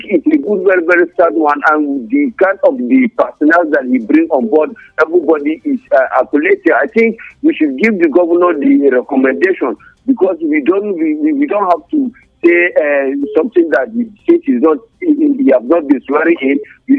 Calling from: Nigeria; I'm calling from TGRT Junction.

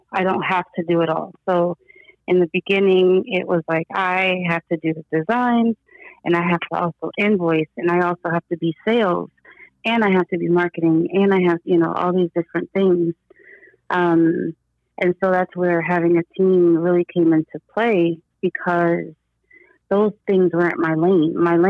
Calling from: Newark, New Jersey, United States; I'm calling from Newark, New Jersey.

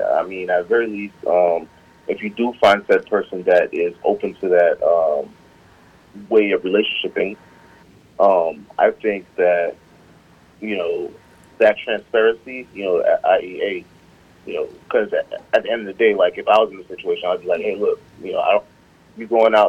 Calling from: South Carolina, United States; It's …, and I'm calling from South Carolina today.

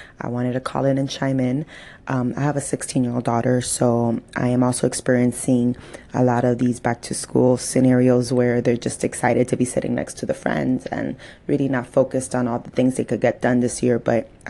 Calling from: Miami, Florida, United States; I'm calling from Miami, Florida.

